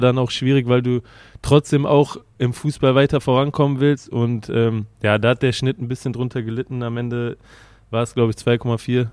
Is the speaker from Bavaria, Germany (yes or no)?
no; Kreuzau, North Rhine-Westphalia, Germany; moved away as an adult; also born or lived in Würselen; now in Wolfsburg, Germany; von meinem Heimatort Kreuzau nach Köln sind ungefähr 50 Kilometer